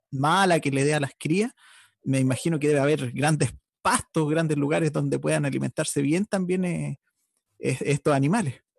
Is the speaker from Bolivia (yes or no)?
no; Chile; nuestra historia como, como chilenos